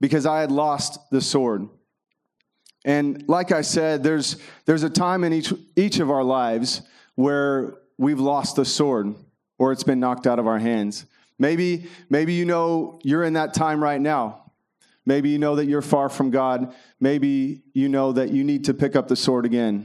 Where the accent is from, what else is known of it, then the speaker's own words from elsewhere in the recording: Kentucky, United States; I grew up in Kentucky